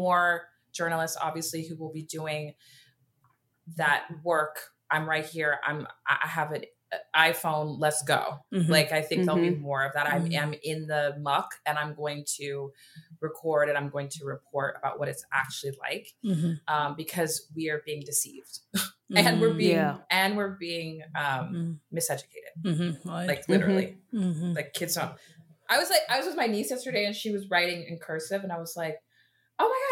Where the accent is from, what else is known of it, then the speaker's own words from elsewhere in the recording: Dallas, Texas, United States; I also grew up in a town, Dallas is very different from like a Houston.